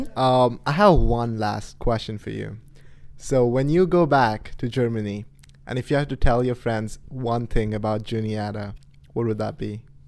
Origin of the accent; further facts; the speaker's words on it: Pune, Maharashtra, India; moved away as an adult; now in United States; I'm from India. I'm from a city called Pune